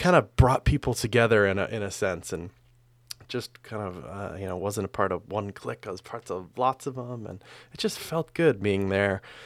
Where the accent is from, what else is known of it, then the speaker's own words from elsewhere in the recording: Verona, Wisconsin, United States; moved away; it's basically Madison, Wisconsin, a small town outside of Madison, Wisconsin, uh, suburb, Verona